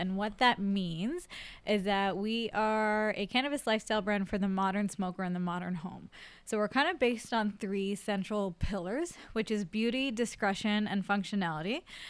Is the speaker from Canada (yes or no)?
yes; Brampton, Ontario, Canada; born or raised there; now in Toronto, Canada